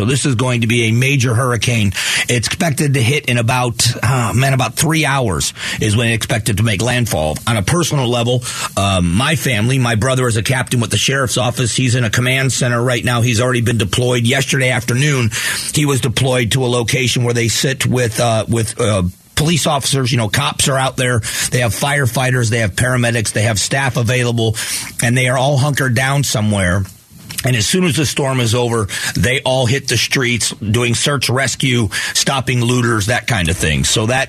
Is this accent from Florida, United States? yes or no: yes; Fort Myers, Florida, United States; now in Arizona, United States; I grew up in Fort Myers